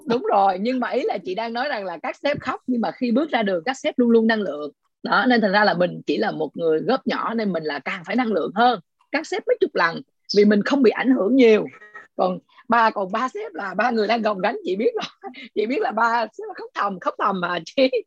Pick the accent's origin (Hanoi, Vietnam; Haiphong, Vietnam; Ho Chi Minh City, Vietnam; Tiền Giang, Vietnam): Ho Chi Minh City, Vietnam; còn chị là sài gòn